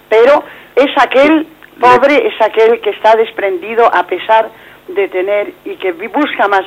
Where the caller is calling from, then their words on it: Madrid, Community of Madrid, Spain; de Madrid.